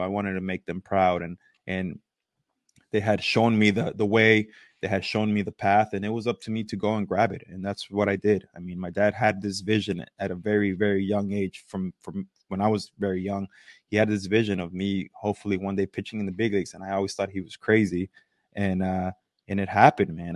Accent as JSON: {"language": "English", "town": "East Los Angeles", "region": "California", "country": "United States", "tie": "born or raised there", "also_born_or_lived": "Toronto, Canada", "moved": "as an adult", "said": "Dodger Stadium was my backyard growing up in East L"}